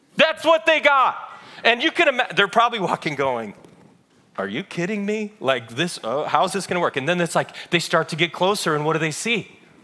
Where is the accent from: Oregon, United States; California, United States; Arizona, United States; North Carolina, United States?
California, United States; Chino; I grew up in Chino.